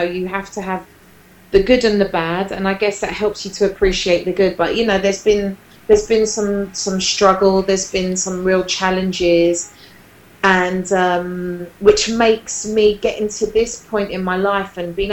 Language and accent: English; London, United Kingdom; It starts in South London in Peckham. I love my Peckham. I'm loyal to Peckham. But I grew up in Peckham